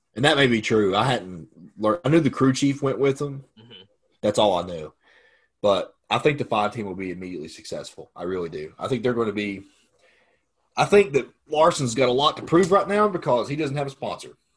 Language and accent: English; Bristol, United States; we're right from Bristol. Like we live like right out from Bristol Motor Speedway. Uh, that's where we're kind of all from